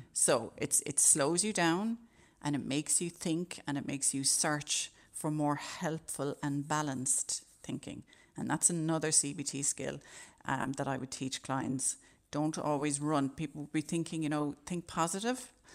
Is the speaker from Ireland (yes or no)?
yes; Ireland; as Irish people